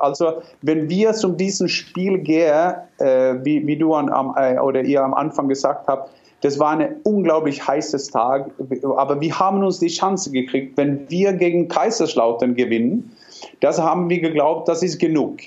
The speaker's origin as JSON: {"language": "German", "country": "Norway", "second_language": "German", "moved": "yes", "said": "ich bin Norweger"}